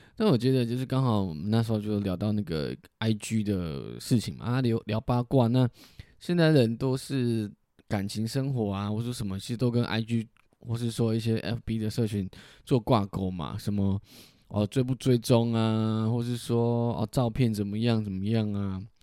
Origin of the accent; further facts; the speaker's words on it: southern Taiwan, Taiwan; 溜了一下台语，哦，证明我是南部人